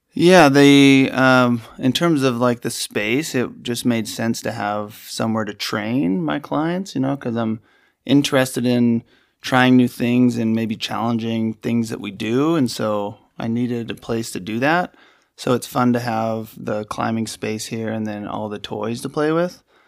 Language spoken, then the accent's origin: English; Utah, United States; moved away as an adult; also born or lived in Hawaii / Crested Butte, Colorado / Salt Lake City; I grew up in Utah